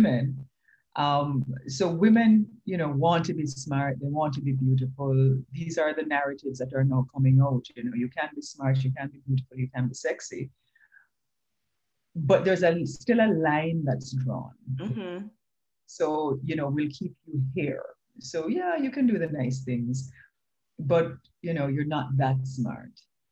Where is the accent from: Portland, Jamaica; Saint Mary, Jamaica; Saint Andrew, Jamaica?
Saint Mary, Jamaica; Retreat; I grew up in St. Mary, in a place called Retreat St. Mary, because my father became a farmer